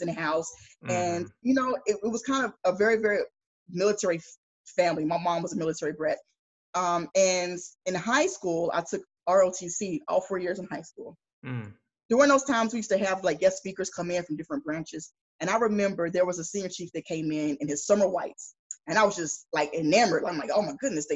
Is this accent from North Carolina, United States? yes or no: yes; Greensboro, North Carolina, United States; moved away as an adult; I grew up in Greensboro, North Carolina.